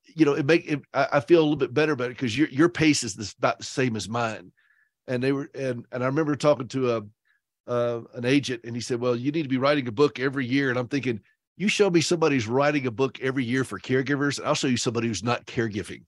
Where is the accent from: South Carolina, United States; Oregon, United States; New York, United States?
South Carolina, United States; I am from South Carolina, so I like to say low country